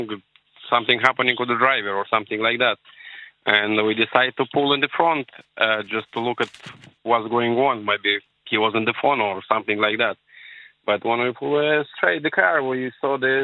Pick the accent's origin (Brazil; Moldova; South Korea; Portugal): Moldova; English is a second language; now in Ireland; We are two brothers, but we're not from Poland, from Moldova.